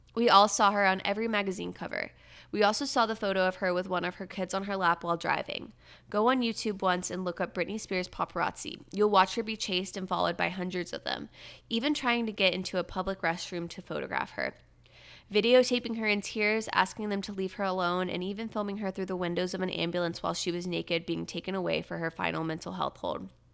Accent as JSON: {"language": "English", "area": "about an hour from Disney World", "region": "Florida", "country": "United States", "tie": "born or raised there", "moved": "yes", "said": "my hometown where my parents live is only about an hour from Disney"}